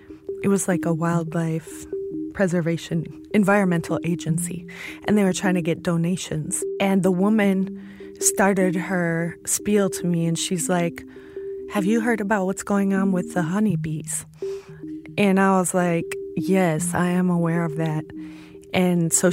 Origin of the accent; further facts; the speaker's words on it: Chicago, Illinois, United States; I'm from Chicago, Illinois